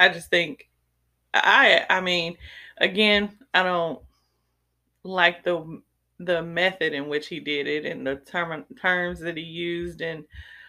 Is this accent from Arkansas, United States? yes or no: no; Chicago, Illinois, United States; now in Texas, United States; But I'm from Chicago